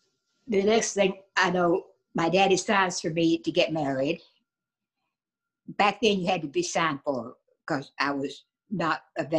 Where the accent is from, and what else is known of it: Winchester, Tennessee, United States; born or raised there; also born or lived in Georgetown, Kentucky